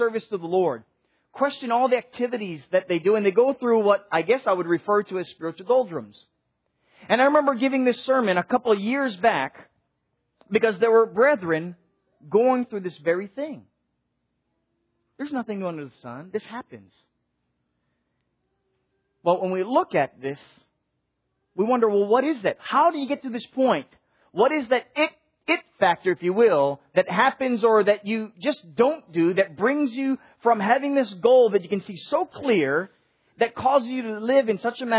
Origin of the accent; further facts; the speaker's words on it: Hawaii, United States; now in Nashville, United States; growing up in Hawaii